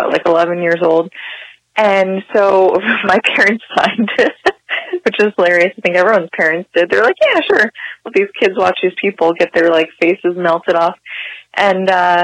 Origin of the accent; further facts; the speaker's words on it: Hamilton, New Jersey, United States; also born or lived in Trenton; now in Montclair, United States; I grew up in Hamilton, New Jersey, born in Trenton, raised in Hamilton, and I'm now in Montclair